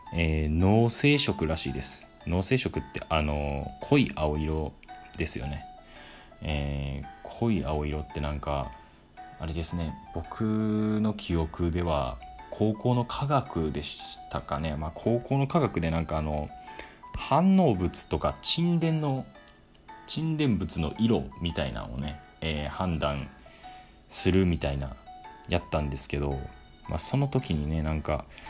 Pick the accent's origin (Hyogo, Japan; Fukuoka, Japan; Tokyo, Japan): Hyogo, Japan; 僕も兵庫県出身なんで